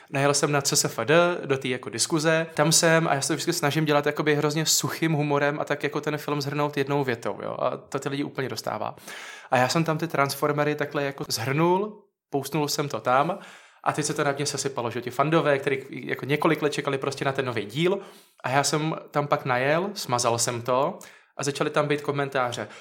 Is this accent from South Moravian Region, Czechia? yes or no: yes; Hradiště?, South Moravian Region, Czechia; also born or lived in Znojmo, Czech Republic; já jsem taky z Havradníku